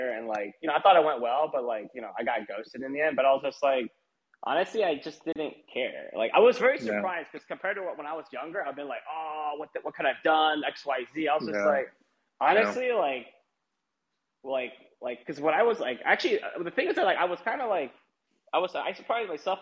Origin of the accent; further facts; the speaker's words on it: United States; I'm American. I mean, you know I'm American